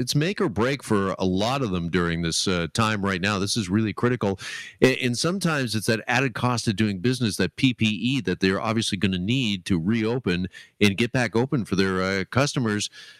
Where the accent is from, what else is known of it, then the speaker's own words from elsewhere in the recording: Burlington, Ontario, Canada; I grew up in Burlington